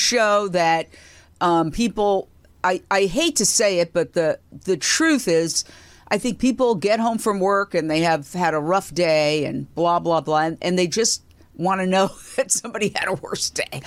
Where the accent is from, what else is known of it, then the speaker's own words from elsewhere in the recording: New York, United States; moved away as an adult; also born or lived in Fort Myers, Florida / Minneapolis / Philadelphia; my hometown, New York, which was great. W C B S T V was literally on the block I grew up